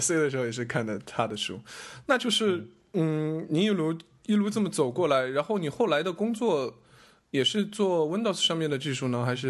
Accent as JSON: {"language": "Chinese", "country": "China", "tie": "born or raised there", "said": "从小从小在中国长大"}